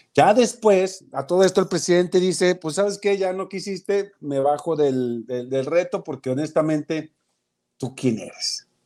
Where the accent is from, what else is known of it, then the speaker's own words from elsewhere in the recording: Mexico; porque yo tengo dignidad como mexicano